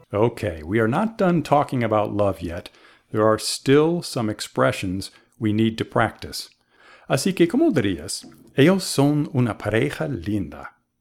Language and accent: English; Boston, Massachusetts, United States; I'm from the United States, the city of Boston